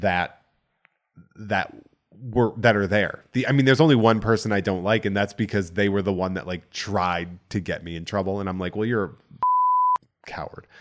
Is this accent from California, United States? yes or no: no; central Massachusetts, United States; accent: Boston; I grew up on a farm in central Massachusetts.